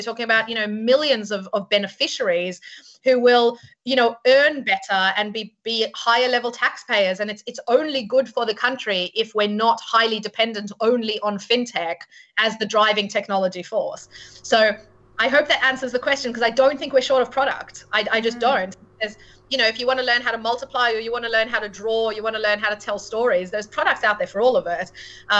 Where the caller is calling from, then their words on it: London, United Kingdom; Certainly London, and I am speaking from London, but the UK is very known for financial services.